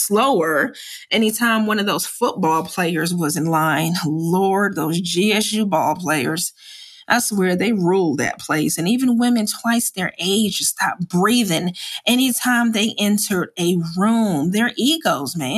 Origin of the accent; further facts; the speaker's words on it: New Jersey, United States; moved away as an adult; I'm from Jersey